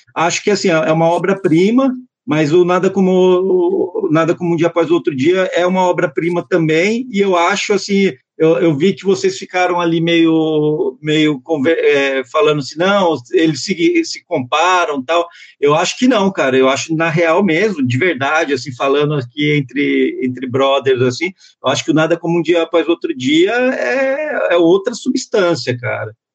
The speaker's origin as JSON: {"language": "Portuguese", "town": "Santo André", "region": "São Paulo", "country": "Brazil", "tie": "born or raised there", "moved": "yes", "said": "eu fui criado entre Santo André e o Parque São Rafael"}